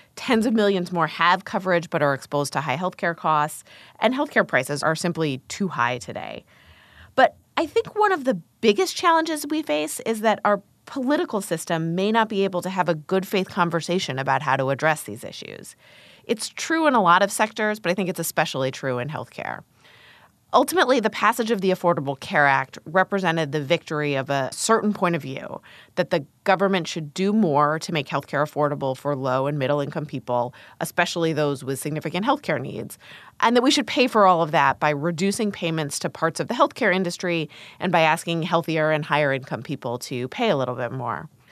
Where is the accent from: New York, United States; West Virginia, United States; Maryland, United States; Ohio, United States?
Ohio, United States; Columbus; moved away; I grew up in Columbus, Ohio, as the child of two molecular biologists.